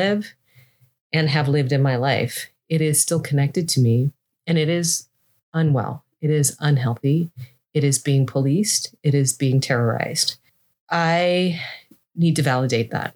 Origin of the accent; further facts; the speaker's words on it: Seattle, Washington, United States; I grew up in Seattle, which is a fairly white town